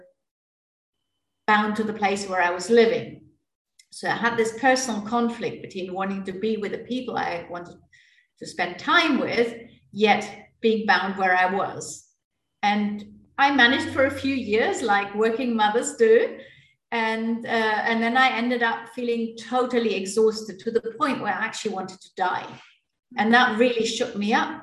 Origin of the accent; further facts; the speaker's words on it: Germany; moved away; also born or lived in India; I grew up in my native Germany.